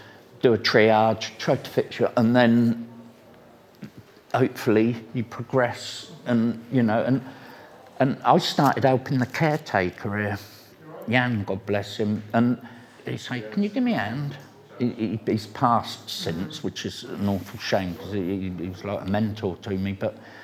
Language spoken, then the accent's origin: English; Reading, South East England, United Kingdom; I grew up in Reading. When I was a child, we used to call it the Irish Road